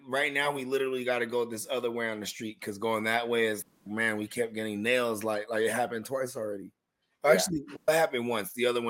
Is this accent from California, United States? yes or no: yes; San Jose, California, United States; because I'm from San Jose.